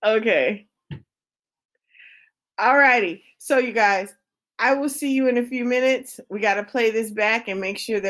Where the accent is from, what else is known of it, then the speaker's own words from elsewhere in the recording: United States; I'm from America.